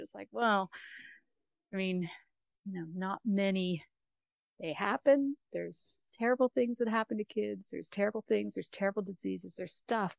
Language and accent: English; Canada; I'm from Canada